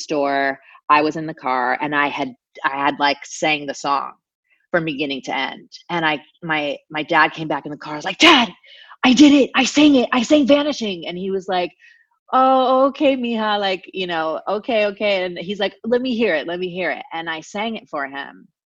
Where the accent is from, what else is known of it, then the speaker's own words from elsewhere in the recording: Anaheim, California, United States; I grew up in Orange County, California, which is about an hour south of LA, in Anaheim specifically